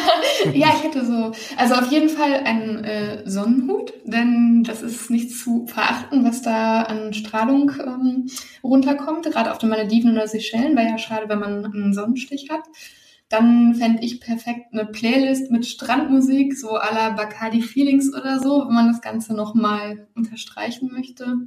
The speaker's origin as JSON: {"language": "German", "country": "Germany"}